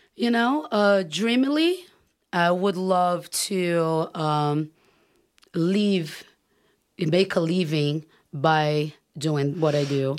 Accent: Brazil; moved away as an adult; now in California, United States; growing up in Brazil

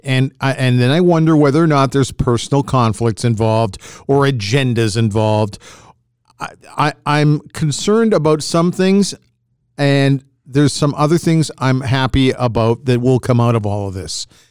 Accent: Edmonton, Alberta, Canada; as a kid growing up in Edmonton in the sixties

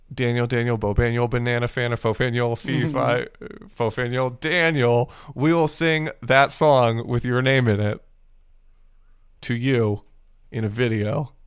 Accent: Japan; I grew up in Japan and I don't know wrestling.

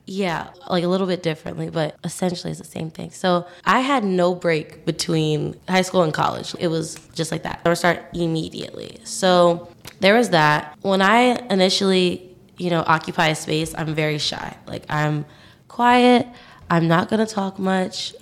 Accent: New York City, New York, United States; moved away as an adult; now in Syracuse, United States; So I'm from New York City. I'm from Staten Island.

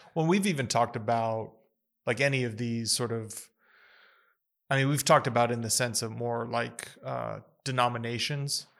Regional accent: United States; I was born in the United States

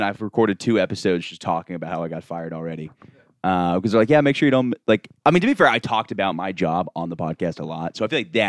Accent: Boston, Massachusetts, United States; I think we're also from Boston.

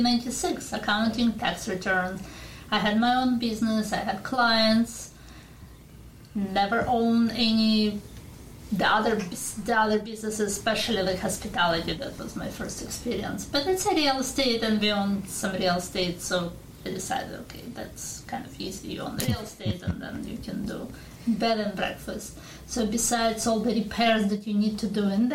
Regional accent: Ukraine; English is a second language; moved away as an adult; also born or lived in California, United States; now in Jefferson, United States; since we came from Ukraine

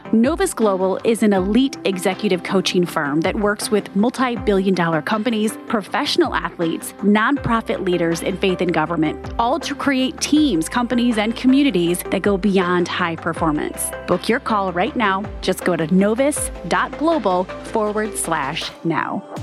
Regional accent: Los Angeles, California, United States; born and raised in Los Angeles.

